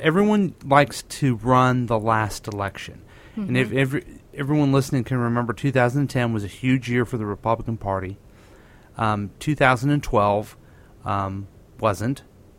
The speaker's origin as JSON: {"language": "English", "town": "Independence", "region": "Missouri", "country": "United States", "tie": "born or raised there", "said": "I've been a lifelong Democrat. I grew up in Harry Truman's town."}